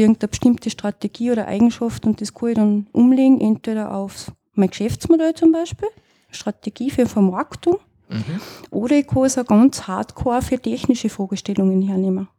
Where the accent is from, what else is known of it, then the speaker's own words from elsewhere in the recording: northern Styria, Austria; also born or lived in Innsbruck; ich komme ja selber aus dem Norden von der Steiermark